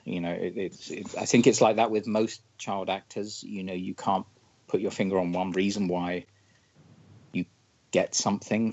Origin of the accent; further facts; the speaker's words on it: London, United Kingdom; I grew up in London